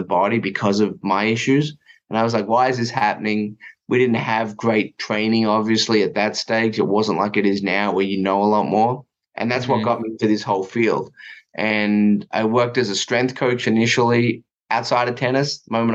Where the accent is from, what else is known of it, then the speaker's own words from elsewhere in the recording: Melbourne, Victoria, Australia; moved away; I grew up in Melbourne, so I actually grew up about 10 or 15 minutes from the Australian Open.